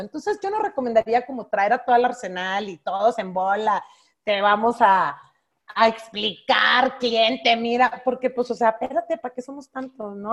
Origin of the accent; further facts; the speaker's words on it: Monterrey, Nuevo León, Mexico; Yo siendo norteña de Monterrey